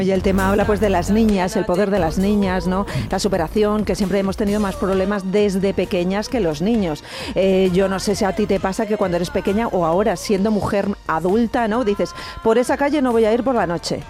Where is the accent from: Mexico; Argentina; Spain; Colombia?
Spain; Cuenca, Castilla-La Mancha; yo soy de Cuenca